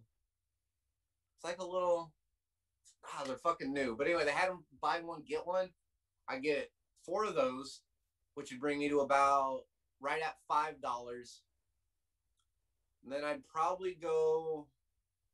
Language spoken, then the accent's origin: English; Seymour, United States; where I grew up, Seymour, a town of 1800